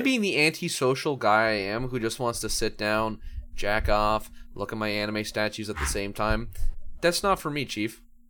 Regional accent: Canada; As a Canadian

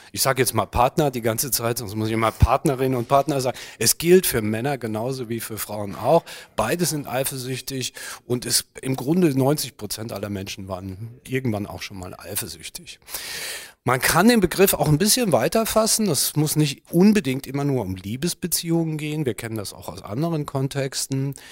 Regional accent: Germany; bei uns in Deutschland

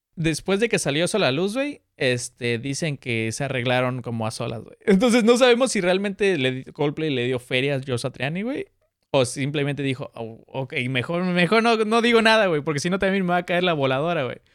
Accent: Mexico City, Mexico; Soy chilango

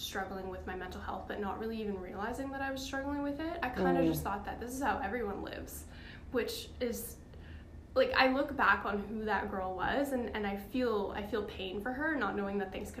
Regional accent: Nova Scotia, Canada; now in Vancouver, Canada; I'm from Nova Scotia.

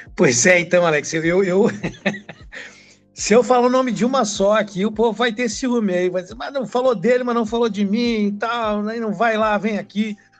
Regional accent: Brasília, Federal District, Brazil; now in Rio Grande do Sul, Brazil; Eu sou de Brasília também, tá? E mas moro aqui no Rio Grande do Sul

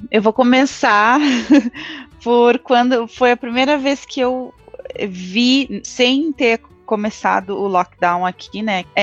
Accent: Porto Alegre, Rio Grande do Sul, Brazil; moved away as an adult; now in Dublin, Ireland; eu sou de Porto Alegre. É, eu moro na Irlanda há sete anos, é, moro em Dublin, na cidade de Dublin, a capital.

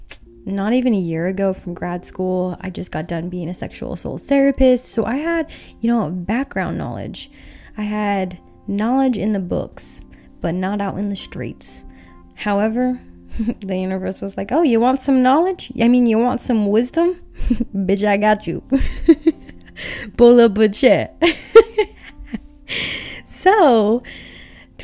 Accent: Utah, United States; I grew up in Utah where I am super sheltered.

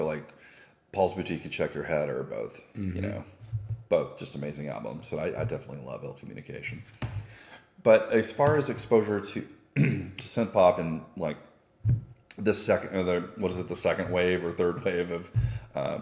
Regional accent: Southeast Texas, United States; I I'm from Southeast Texas

